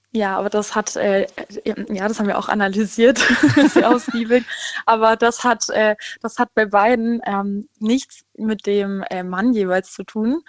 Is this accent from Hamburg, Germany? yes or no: no; Freiburg, Baden-Württemberg, Germany; Ich komme aus Freiburg